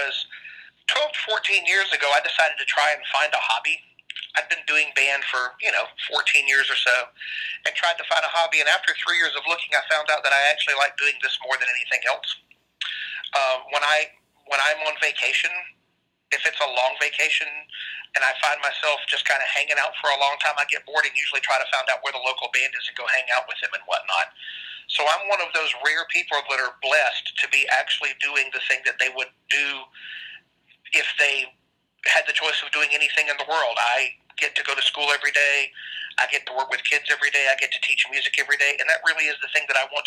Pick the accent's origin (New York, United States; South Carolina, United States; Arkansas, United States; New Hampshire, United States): South Carolina, United States; Bamberg; moved away; I'm from Bamberg, South Carolina, which is directly in the middle of the state-ish